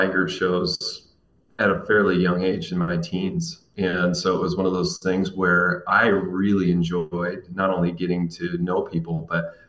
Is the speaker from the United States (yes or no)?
yes; Lynden, Washington, United States; I am born and raised in Linden, Washington.